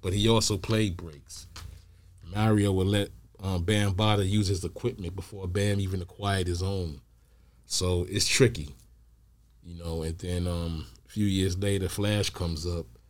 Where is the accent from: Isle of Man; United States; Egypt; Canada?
United States; New York City, New York; I'm from New York